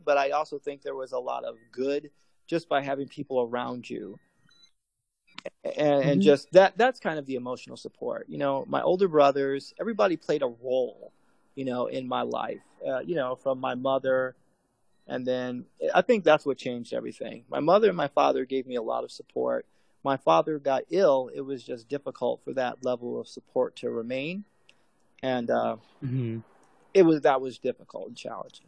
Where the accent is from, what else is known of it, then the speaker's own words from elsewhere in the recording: Chicago, Illinois, United States; I grew up in Chicago